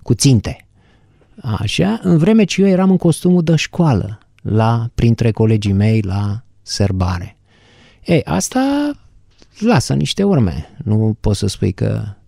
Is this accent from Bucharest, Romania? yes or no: yes; Bucharest, Romania; am stat în București. În București, sunt bucureștean.